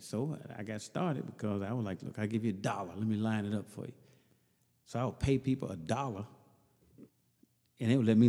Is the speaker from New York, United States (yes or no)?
no; Mississippi, United States; That's interesting, though, because originally I'm from Mississippi, and I went in the Air Force